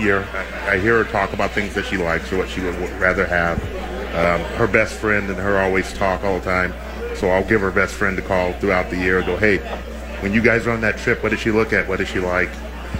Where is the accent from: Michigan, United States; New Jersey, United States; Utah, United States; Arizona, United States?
Arizona, United States; moved away as an adult; now in Minnesota, United States; I grew up in Arizona.